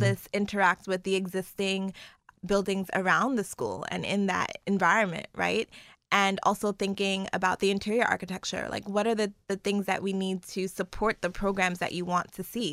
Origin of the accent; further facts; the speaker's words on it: New York City, New York, United States; moved away; growing up in Brooklyn